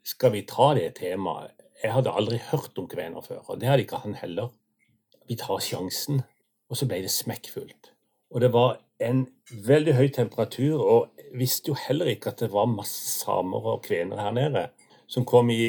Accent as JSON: {"language": "Norwegian", "region": "Agder", "country": "Norway", "said": "Jeg er sørlending, men med røtter nord."}